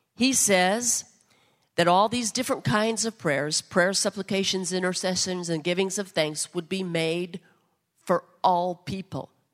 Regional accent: United States; as American citizens

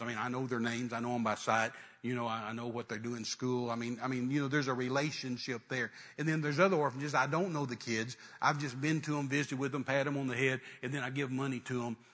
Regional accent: West Texas, United States; I was raised in West Texas

